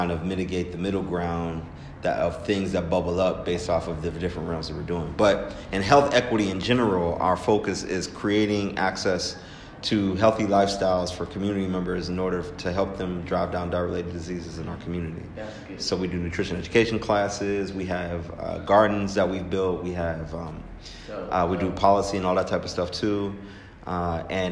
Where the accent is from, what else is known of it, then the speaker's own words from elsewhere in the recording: Pittsburgh, Pennsylvania, United States; also born or lived in Baltimore, Maryland; I am from Pittsburgh, Pennsylvania